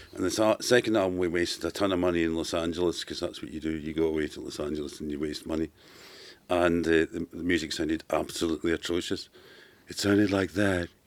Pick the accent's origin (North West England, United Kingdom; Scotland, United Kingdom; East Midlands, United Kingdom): Scotland, United Kingdom; Glasgow; from Glasgow